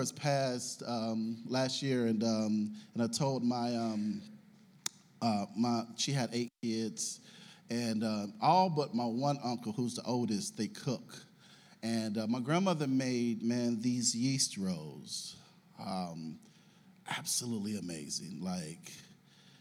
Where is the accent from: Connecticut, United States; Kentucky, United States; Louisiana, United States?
Kentucky, United States; Russell neighborhood; I grew up in the Russell neighborhood, over there